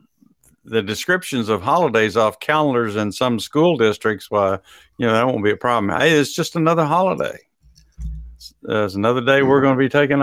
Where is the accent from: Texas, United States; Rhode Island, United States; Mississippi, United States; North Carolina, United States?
Texas, United States; I'm from Texas.